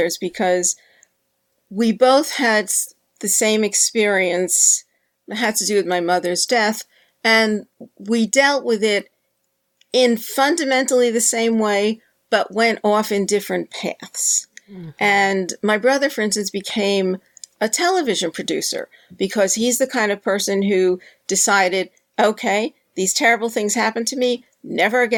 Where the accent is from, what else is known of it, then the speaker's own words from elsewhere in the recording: New York City, New York, United States; my brother and I were raised near Yankee Stadium